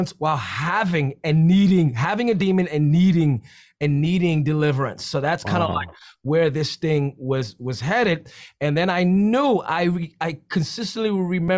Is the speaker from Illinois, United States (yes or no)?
no; New York City, New York, United States; I'm from the Bronx, so we're always living in the extremes